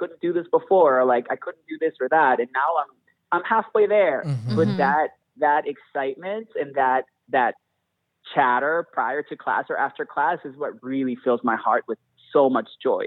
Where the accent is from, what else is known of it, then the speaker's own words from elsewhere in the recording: Venezuela; also born or lived in Houston; now in Chicago, United States; I was born in Venezuela and mm-hmm. I grew up in a very, very Catholic family